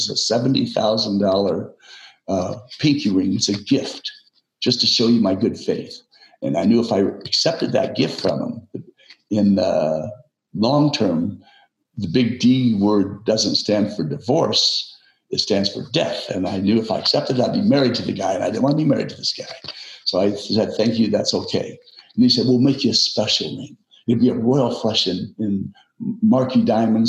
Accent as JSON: {"language": "English", "town": "San Diego", "region": "California", "country": "United States", "tie": "born or raised there", "said": "my hometown at that time, San Diego"}